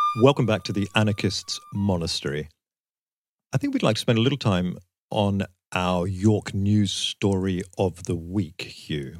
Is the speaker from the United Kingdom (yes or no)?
yes; Southend-on-Sea, East of England, United Kingdom; growing up in South End on Sea